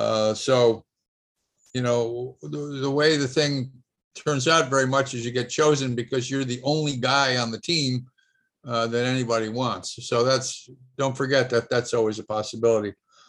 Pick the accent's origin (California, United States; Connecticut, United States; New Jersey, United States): Connecticut, United States; moved away as an adult; now in St. Petersburg, United States; And I'm from Connecticut.